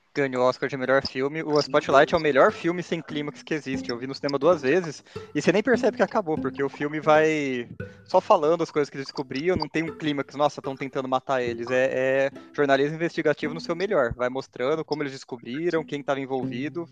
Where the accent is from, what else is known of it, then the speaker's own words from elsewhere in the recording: Americana, São Paulo, Brazil; em Americana, eu sou de Americana